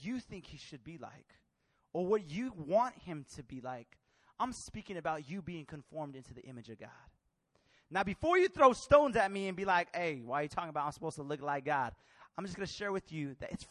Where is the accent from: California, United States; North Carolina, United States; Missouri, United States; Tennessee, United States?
California, United States; Bay Area; I grew up in the Bay Area